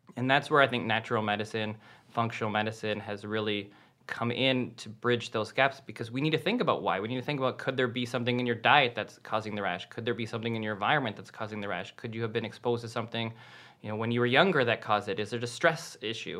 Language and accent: English; Canada; I'm Canadian